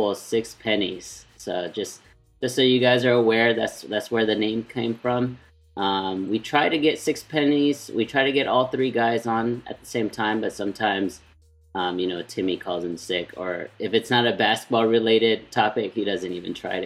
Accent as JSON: {"language": "English", "country": "United States", "tie": "born or raised there", "said": "I was born in the States"}